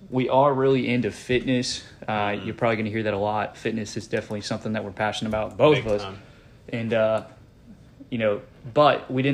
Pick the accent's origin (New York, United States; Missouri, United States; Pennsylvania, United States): Pennsylvania, United States; moved away as an adult; also born or lived in Corpus Christi, Texas; now in Pensacola, United States; So basically what happened was I was born in Corpus Christi, Texas. Parents split up when I was about like 3 years old. Ended up moving up to Pennsylvania, and I spent the rest of my teenage years and up to about 21, and I moved down to Pensacola, Florida.